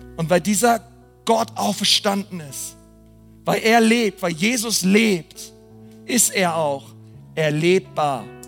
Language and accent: German; Berlin, Germany; Ich bin Berliner